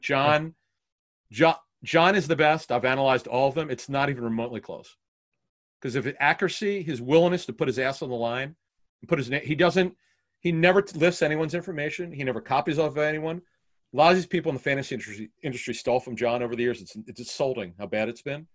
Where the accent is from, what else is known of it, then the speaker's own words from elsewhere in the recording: Philadelphia, Pennsylvania, United States; growing up in Philly